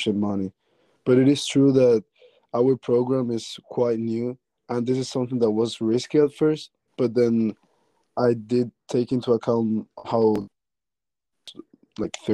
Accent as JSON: {"language": "English", "country": "Spain", "tie": "born or raised there", "moved": "as an adult", "said": "I was born and raised in Spain"}